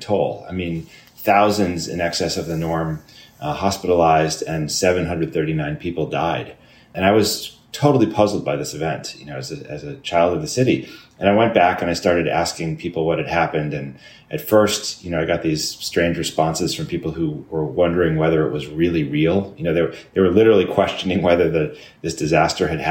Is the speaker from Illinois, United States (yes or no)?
yes; Chicago, Illinois, United States; now in New York City, United States; I grew up in Chicago